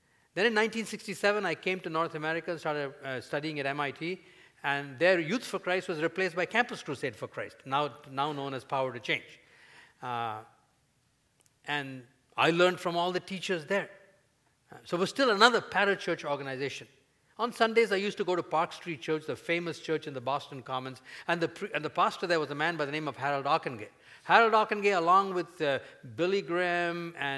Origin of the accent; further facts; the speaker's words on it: India; at the time when I grew up in India